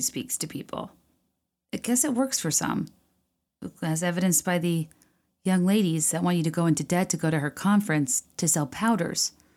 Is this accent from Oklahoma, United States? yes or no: no; Virginia, United States; I grew up in Virginia